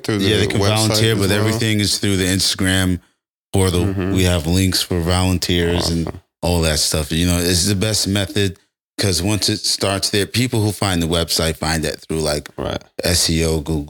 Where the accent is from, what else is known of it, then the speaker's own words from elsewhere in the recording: New York City, New York, United States; I'm from Brooklyn, born and raised.